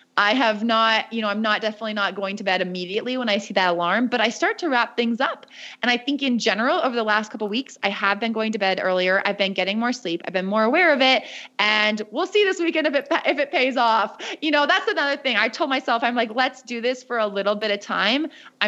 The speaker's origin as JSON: {"language": "English", "country": "United States", "accent": "American", "said": "my accent is very American, not at all French Canadian"}